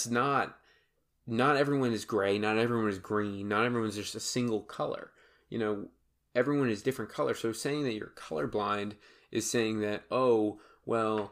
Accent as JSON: {"language": "English", "region": "Massachusetts", "country": "United States", "said": "I'm from Massachusetts"}